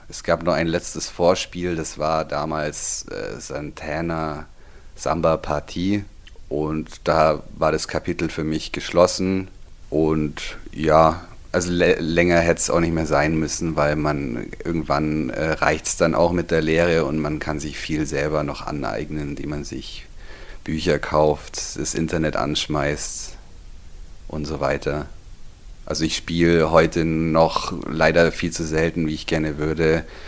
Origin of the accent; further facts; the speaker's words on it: Füssen, Bavaria, Germany; ich bin geboren in Füssen, hier aufgewachsen, hier zur Schule